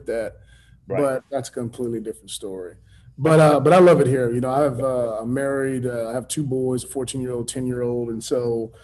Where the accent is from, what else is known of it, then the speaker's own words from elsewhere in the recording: San Antonio, Texas, United States; I grew up in San Antonio, Texas